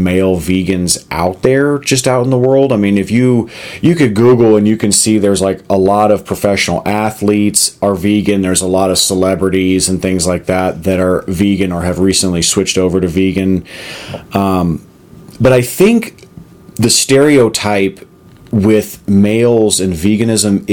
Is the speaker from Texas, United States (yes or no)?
yes; Texas, United States; also born or lived in Arizona; now in Colorado, United States; growing up in Texas and living in Arizona